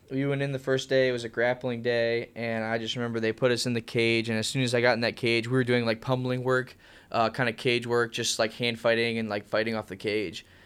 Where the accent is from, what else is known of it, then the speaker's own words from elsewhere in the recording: Ohio, United States; I enjoyed growing up here. Uh, I went to Jackson High School, which is kinda close to Canton area.